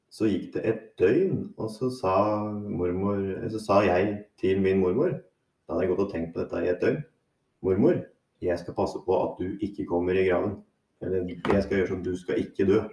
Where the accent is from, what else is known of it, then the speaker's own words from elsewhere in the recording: Hurdal, Akershus, Norway; also born or lived in Harstad; jeg vokste opp i Hurdal